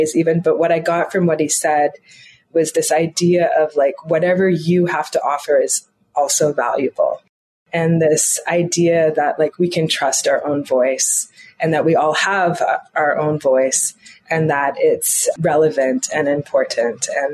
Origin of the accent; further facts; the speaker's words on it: Toronto, Ontario, Canada; I grew up in Canada, in Toronto